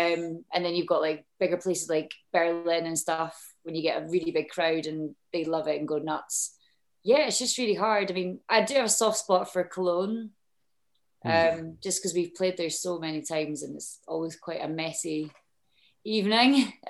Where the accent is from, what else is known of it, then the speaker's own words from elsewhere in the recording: Edinburgh, Scotland, United Kingdom; Well, I grew up in Edinburgh.